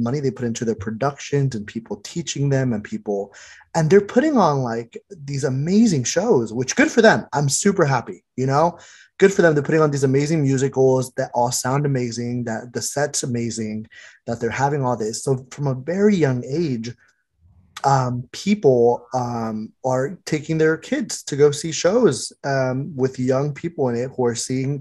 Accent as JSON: {"language": "English", "town": "Fresno", "region": "California", "country": "United States", "tie": "born or raised there", "also_born_or_lived": "Michoacán, Mexico", "said": "growing up in the Fresno Unified School District"}